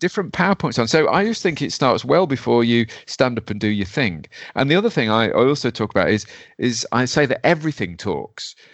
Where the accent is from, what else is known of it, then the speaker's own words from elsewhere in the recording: Derby, East Midlands, United Kingdom; I'm from Derby